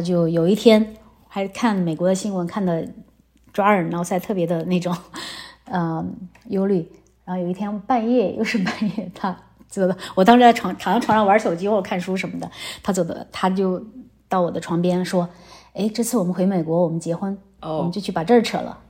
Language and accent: Chinese; China; moved away as an adult; also born or lived in Chengdu / Silicon Valley; now in United States; 我是中国人